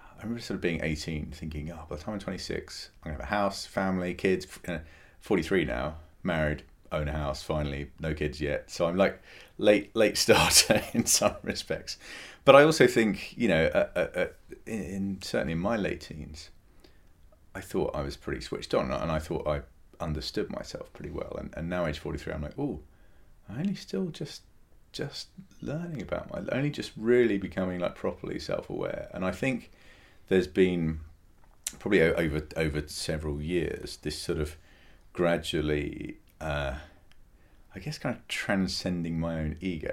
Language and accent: English; England, United Kingdom; I was born in England